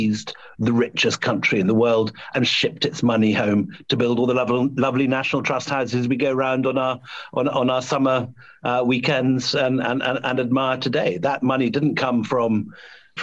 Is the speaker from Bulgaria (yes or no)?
no; Scotland, United Kingdom; who was born in the same place as me, from the same family, and brought up in the same place in Scotland